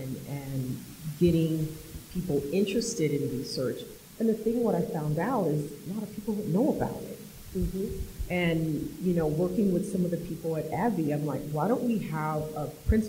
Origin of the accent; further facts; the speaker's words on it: Washington, United States; moved away as an adult; now in Washington, D.C., United States; I grew up in Washington State and I live in Washington, D.C.